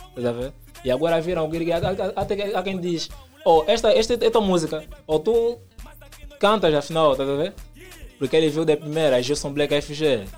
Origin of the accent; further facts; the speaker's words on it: Luanda, Luanda Province, Angola; Sim, nasci no Kazenga. Hum. Estou lá desde então